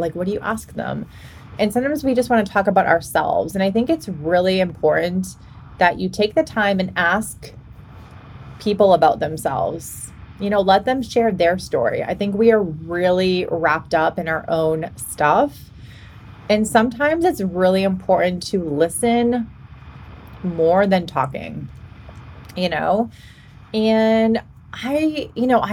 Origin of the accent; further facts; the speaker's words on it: Boston, Massachusetts, United States; moved away as an adult; now in Washington, United States; I'm from Boston originally